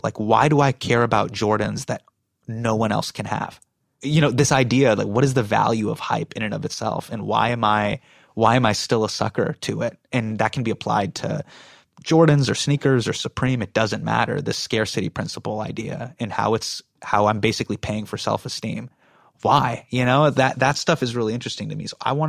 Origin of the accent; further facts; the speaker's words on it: United States; And, you know, I felt this way growing up in America. Like, I've always felt like an insider and an outsider at the same time.